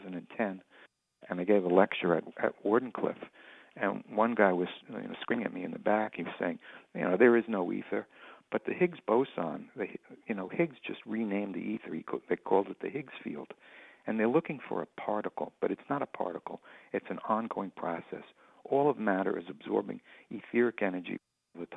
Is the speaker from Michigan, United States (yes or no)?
no; West Hempstead, New York, United States; As a kid, I grew up in West Hempstead